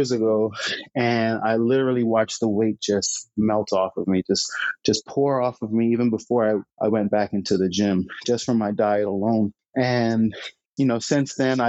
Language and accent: English; Bahamas; I was born and raised in the Bahamas.